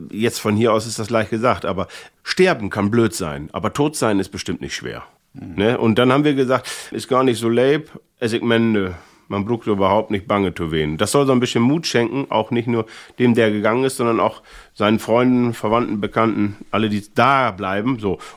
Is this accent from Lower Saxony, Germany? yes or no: yes; Thine, Lower Saxony, Germany; ich komme ja aus Tine, das ist ja bei äh, Alfhausen oder anders gesagt, Alfhausen ist natürlich bei Tine.